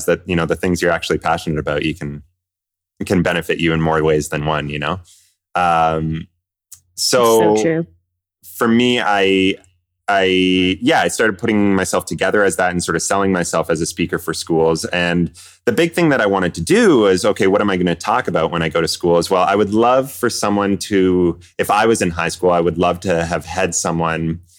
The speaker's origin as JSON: {"language": "English", "town": "Kingston", "region": "Ontario", "country": "Canada", "tie": "born or raised there", "also_born_or_lived": "Vancouver", "moved": "as an adult", "said": "I grew up in Kingston, Ontario, so from all over Kingston"}